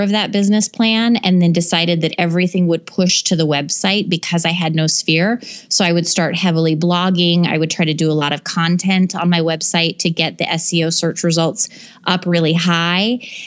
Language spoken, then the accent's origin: English; Alaska, United States; now in Minneapolis, United States; We're originally from Alaska. We've moved a lot. So when we moved to Minneapolis, he had to start his real estate business all over from scratch.